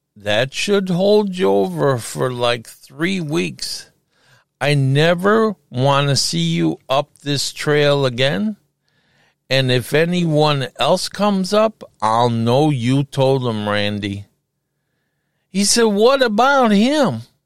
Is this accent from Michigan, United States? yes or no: no; Chicago, Illinois, United States; I'm from Chicago